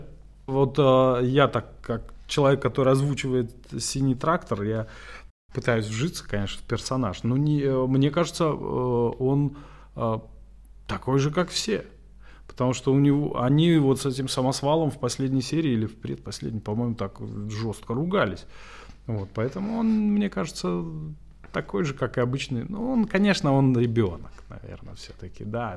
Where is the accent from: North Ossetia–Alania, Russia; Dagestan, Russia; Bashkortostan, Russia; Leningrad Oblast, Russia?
North Ossetia–Alania, Russia; Vladikavkaz; moved away as an adult; now in Moscow, Russia; в своем городе, где, откуда я родом. Не родом, но приехал откуда